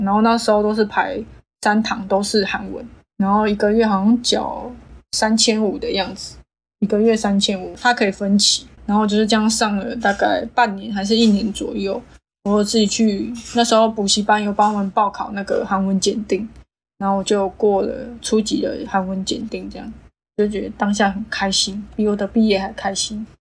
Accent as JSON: {"language": "Chinese", "country": "Taiwan", "said": "反正那时候我们台湾人是觉得没什么啊，同性文化"}